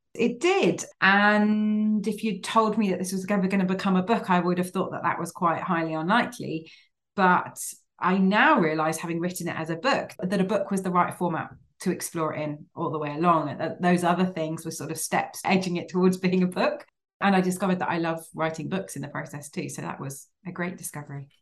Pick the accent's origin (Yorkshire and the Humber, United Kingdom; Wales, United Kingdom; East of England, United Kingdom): East of England, United Kingdom; Cambridge; I grew up in Cambridge and various Cambridgeshire villages